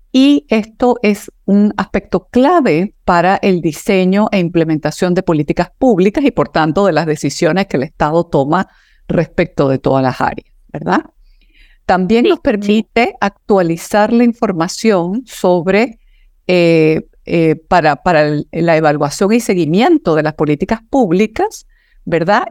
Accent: Chile; cada uno de nosotros como persona, como chilenos y chilenas

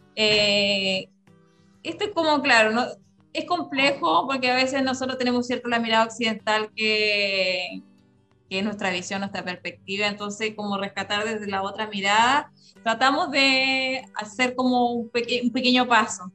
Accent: Rapa Nui, Valparaíso, Chile; also born or lived in Viña del Mar; muchos Rapa las raíces nos llaman para vivir acá, yo sé que voy a vivir acá

